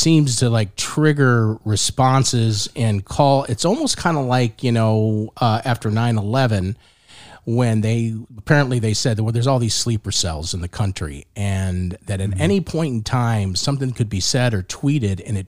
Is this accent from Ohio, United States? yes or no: no; New Orleans, Louisiana, United States; growing up in the New Orleans area